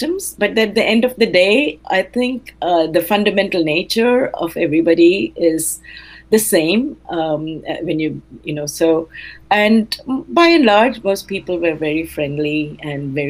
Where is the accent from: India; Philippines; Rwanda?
India; Tamil Nadu; first language Telugu; English is a second language; moved away; I belong to Tamil Nadu, the state of Tamil Nadu, where the primary language spoken is Tamil